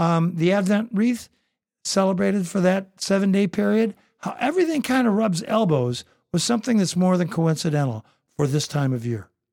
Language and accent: English; Toledo, Ohio, United States; also born or lived in Southern California; I came from Southern California. I was born, I came back, uh, into Toledo, Ohio.